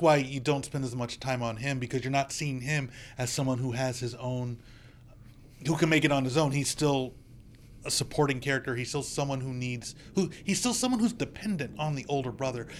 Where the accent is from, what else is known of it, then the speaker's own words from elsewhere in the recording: United States; as an American